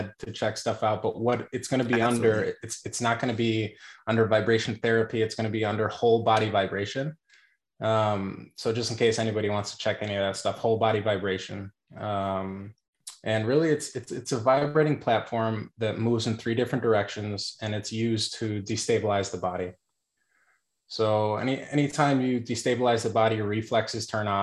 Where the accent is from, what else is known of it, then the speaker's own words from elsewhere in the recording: Syracuse, New York, United States; also born or lived in Onondaga; I'm actually originally from Syracuse, New York, or like upstate New York. I grew up near in Syracuse, in Onondaga, back and forth